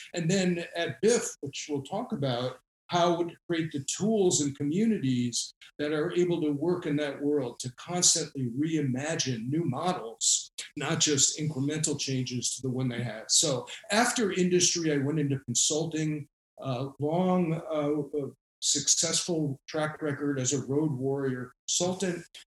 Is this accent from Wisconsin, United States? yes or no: no; Rhode Island, United States; I went into government here in my home state of Rhode Island